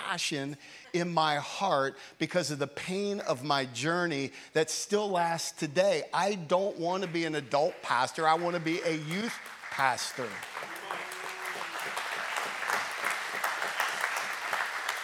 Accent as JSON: {"language": "English", "town": "York", "region": "Pennsylvania", "country": "United States", "tie": "born or raised there", "said": "York, Pennsylvania, my hometown."}